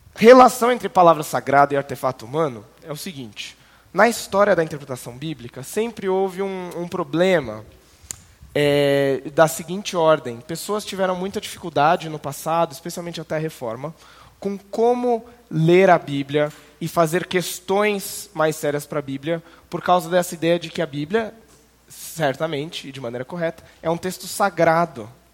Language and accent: Portuguese; interior of São Paulo, Brazil; moved away as an adult; also born or lived in Canada; now in Curitiba, Brazil; sou criado no interior de São Paulo, mas fui para Curitiba em 2011